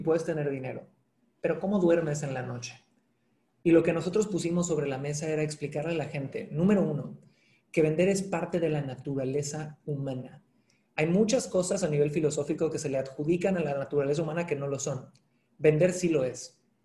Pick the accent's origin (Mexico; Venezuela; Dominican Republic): Mexico; Cancún, Quintana Roo; yo nací en Cancún, eh, de padre chileno, madre mexicana